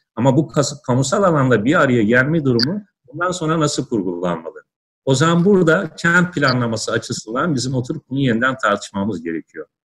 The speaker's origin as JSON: {"language": "Turkish", "region": "Ankara", "country": "Turkey", "moved": "yes", "lives_now": "Istanbul, Turkey", "said": "ben Ankaralıyım"}